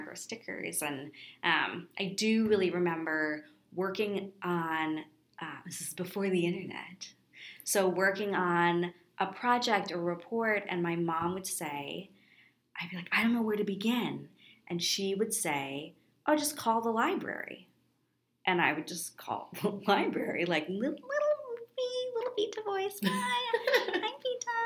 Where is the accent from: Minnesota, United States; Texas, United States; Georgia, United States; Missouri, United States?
Minnesota, United States; Minneapolis; Growing up in Minneapolis, we have an amazing library system